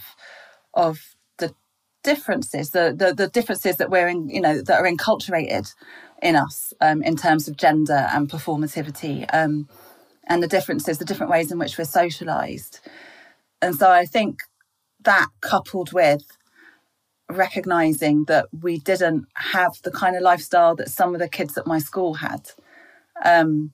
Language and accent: English; London, United Kingdom; also born or lived in Greece / Bexley; So I grew up in England with my mum, who's English